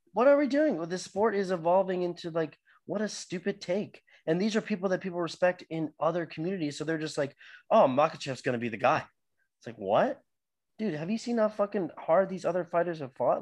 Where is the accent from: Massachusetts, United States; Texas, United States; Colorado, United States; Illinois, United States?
Texas, United States; I'm from Texas